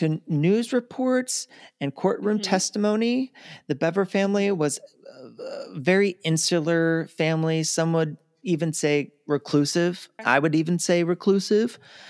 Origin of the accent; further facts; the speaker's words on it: Baltimore, Maryland, United States; I know we come from Baltimore where there's 300 annually.